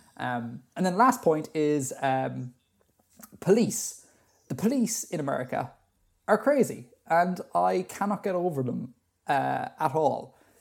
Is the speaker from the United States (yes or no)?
no; Ireland; Being Irish